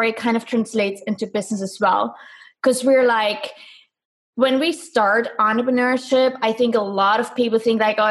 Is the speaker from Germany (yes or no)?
yes; East Germany, Germany; I'm from Germany, specifically from East Germany. So I was born behind the wall